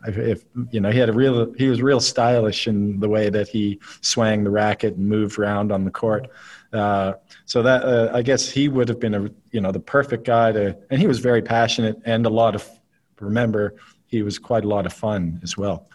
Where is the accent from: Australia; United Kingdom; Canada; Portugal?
Canada; Nova Scotia; where I grew up in Nova Scotia